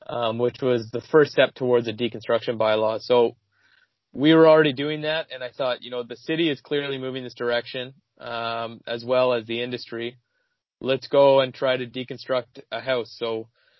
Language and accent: English; Ottawa, Ontario, Canada; also born or lived in Kingston, Ontario; So I grew up in Ontario. I grew up in Ottawa and then Kingston